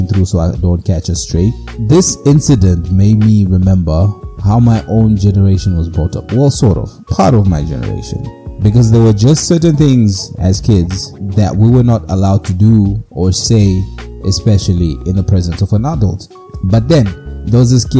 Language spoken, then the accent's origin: English; Mutare, Manicaland, Zimbabwe; growing up in Zimbabwe many years ago, in the streets of Mutare, beautiful place, a lot of mountains, hills, very cold.